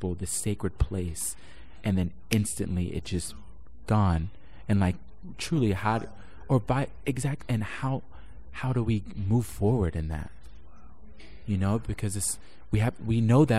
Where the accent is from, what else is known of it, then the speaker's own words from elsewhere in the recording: Orlando, Florida, United States; now in New York, United States; I'm originally from Orlando, Florida